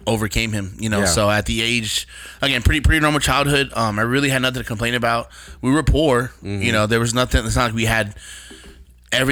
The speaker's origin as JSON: {"language": "English", "town": "Austin", "region": "Texas", "country": "United States", "tie": "born or raised there", "also_born_or_lived": "San Antonio, Texas", "said": "I born and raised in Texas. I was born in San Antonio, raised in Austin, and then moved back to San Antonio as a teenager."}